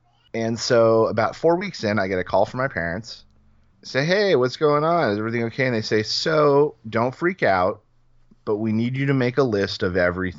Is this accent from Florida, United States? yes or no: yes; Orlando, Florida, United States; my hometown, regardless of all the other places, because when I think back and smile, that's like, you know, that's the town I'm thinking of.